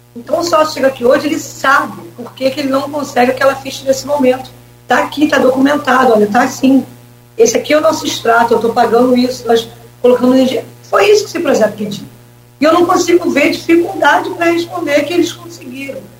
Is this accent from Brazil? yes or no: yes; São Gonçalo, Rio de Janeiro, Brazil; moved away as an adult; also born or lived in Niterói; now in Campos dos Goytacazes, Brazil; É, eu nasci, eu nasci em São Gonçalo, né? mas eu trabalhava em Niterói.